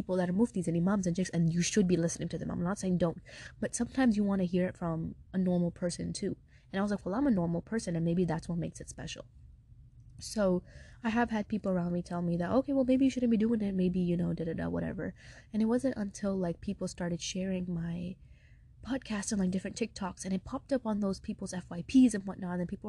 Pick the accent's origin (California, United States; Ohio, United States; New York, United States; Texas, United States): New York, United States; Brooklyn; now in Atlanta, United States; My family's from Pakistan and I was born and raised in Brooklyn, New York, and then now I live in Atlanta.